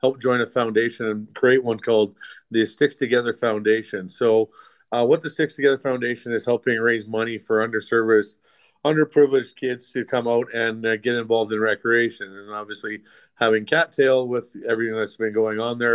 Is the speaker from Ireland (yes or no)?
no; Canada; being Canadian kids. That's part and parcel with you know, coming from here